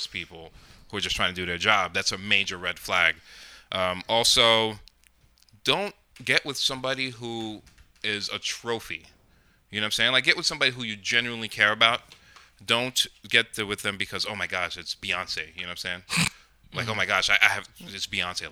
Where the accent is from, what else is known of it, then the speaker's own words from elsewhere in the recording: Rockland, New York, United States; I grew up in Rockland, I was like, I wanted to leave